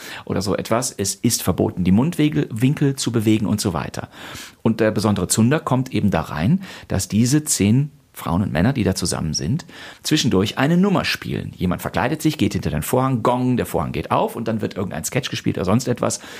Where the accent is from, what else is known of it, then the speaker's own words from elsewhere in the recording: Rhineland, Germany; Den gibt es im Rheinland, wo ich herkomme, nicht. Also selbst wenn bei uns mal ein paar Leute Kölsch sprechen, dann ist das vielleicht gerade mal ganz lustig